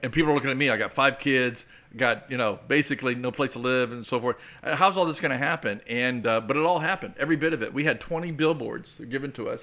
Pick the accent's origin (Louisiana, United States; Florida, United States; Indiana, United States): Florida, United States; Clearwater; moved away as an adult; also born or lived in Nigeria / Texas; I was born and raised here in the Tampa Bay area, born right there in Clearwater, Florida